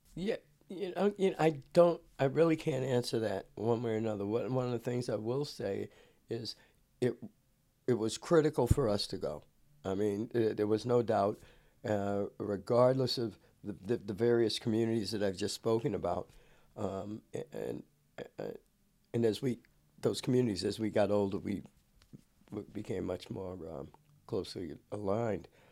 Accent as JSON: {"language": "English", "town": "Cambridge", "region": "Massachusetts", "country": "United States", "tie": "born or raised there", "moved": "as an adult", "lives_now": "California, United States", "said": "coming out of Cambridge, it, it, it, called the University City, the Republic of Cambridge"}